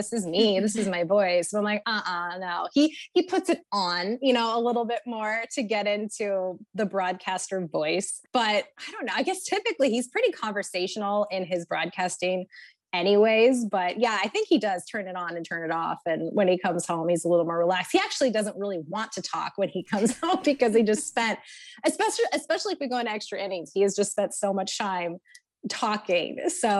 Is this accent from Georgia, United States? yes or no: no; California, United States; also born or lived in Texas; We are from California originally. That's where my husband and I met many, many moons ago in 2004.